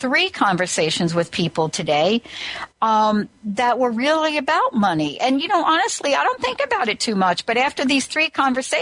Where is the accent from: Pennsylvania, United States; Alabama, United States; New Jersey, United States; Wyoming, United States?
New Jersey, United States; I'm from New Jersey